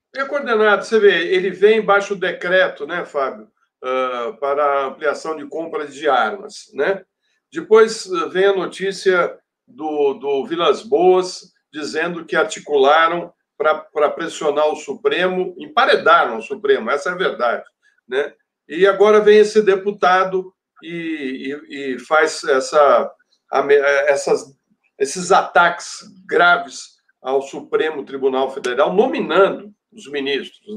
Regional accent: Brazil; nós que somos brasileiros

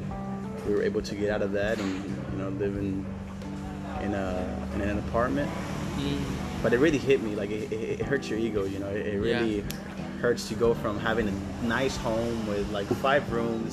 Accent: Chile; also born or lived in United States; now in Bali, Indonesia; I grew up in Chile, and for me, living here in Bali

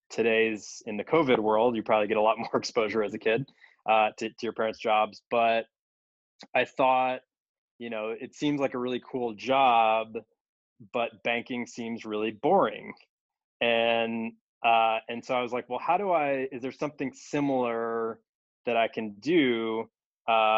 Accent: Chicago, Illinois, United States; I grew up in the Chicago area

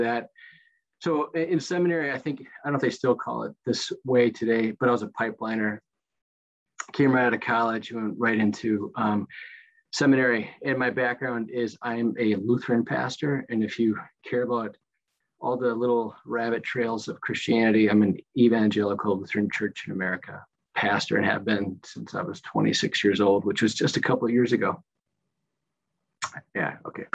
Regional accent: Minnesota, United States; moved away as an adult; also born or lived in Chicago / Milwaukee; I'm originally from Minnesota.

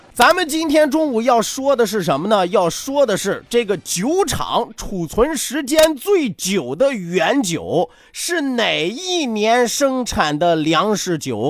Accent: Shandong, China; 山东孔子早就暴露了咱们山东人愿意说倒装句的习惯了

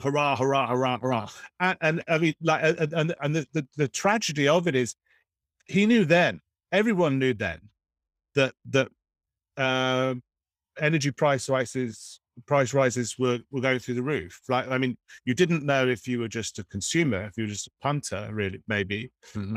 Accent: Oxford, South East England, United Kingdom; I grew up near one in Oxford.

